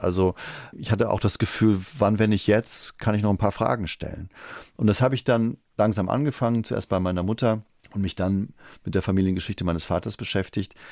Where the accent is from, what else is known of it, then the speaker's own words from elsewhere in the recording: Trier, Rhineland-Palatinate, Germany; moved away as an adult; also born or lived in Rio de Janeiro; now in Berlin, Germany; Trier, wo ich aufgewachsen bin